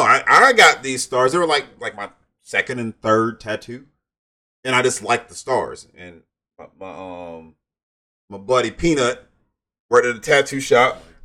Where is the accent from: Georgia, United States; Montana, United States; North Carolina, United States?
Georgia, United States; I'm from Georgia